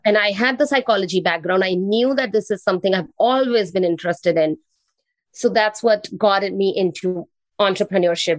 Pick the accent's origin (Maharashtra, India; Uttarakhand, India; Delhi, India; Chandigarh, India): Delhi, India; New Delhi; English is a second language; now in Canada; I am originally from India. I was born in New Delhi, the capital of India. And I moved to Canada 21 years back.